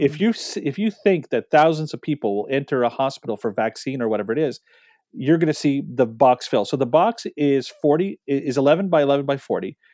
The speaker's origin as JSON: {"language": "English", "country": "Canada", "said": "we're Canadian"}